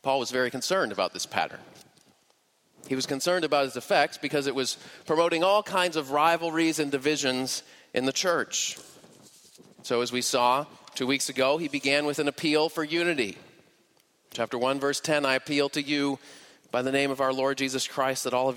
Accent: Boston, Massachusetts, United States; moved away; I'm originally from the Boston area

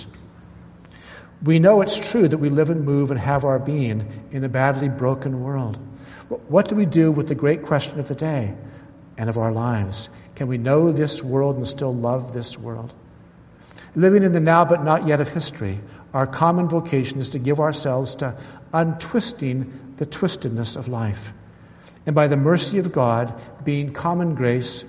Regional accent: California, United States; I grew up in California

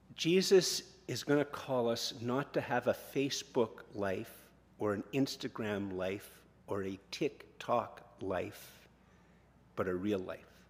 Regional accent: Canada; we're Canadian

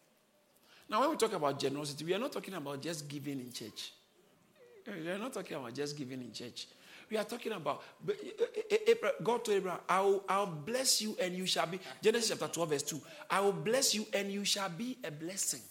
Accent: Ghana; I grew up in Ghana.

